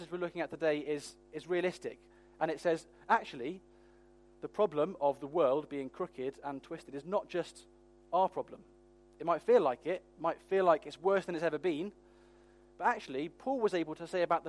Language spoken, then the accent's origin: English; United Kingdom; we're British